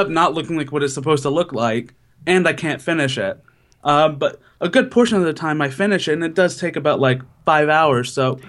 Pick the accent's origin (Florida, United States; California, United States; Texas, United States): Florida, United States; Citrus County; moved away as an adult; also born or lived in Philadelphia / New York; now in New Jersey, United States; I'm originally from Florida and now I'm in New Jersey